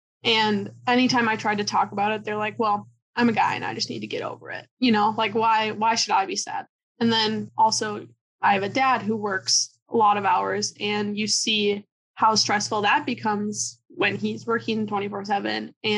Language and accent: English; Randolph, Minnesota, United States; I grew up in Randolph, Minnesota. That's in Dakota County. I grew up on a 4th generation farm. We raised turkeys.